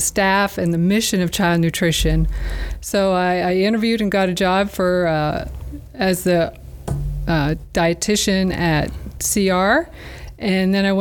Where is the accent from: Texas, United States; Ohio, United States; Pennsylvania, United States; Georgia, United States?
Pennsylvania, United States; Erie; moved away as an adult; also born or lived in Korea / Dover, Delaware; now in Delaware, United States; I'm originally from Erie, PA, grew up there